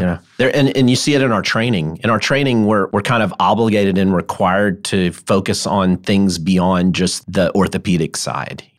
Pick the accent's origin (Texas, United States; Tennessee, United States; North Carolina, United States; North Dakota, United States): Tennessee, United States; Memphis; I grew up in Memphis.